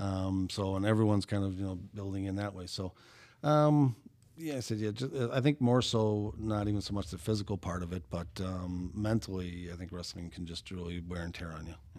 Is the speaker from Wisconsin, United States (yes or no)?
yes; Brown Deer, Wisconsin, United States; growing up in Brown Deer